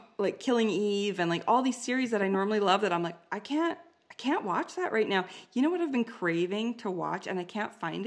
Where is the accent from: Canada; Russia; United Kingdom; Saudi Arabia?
Canada; I'm Canadian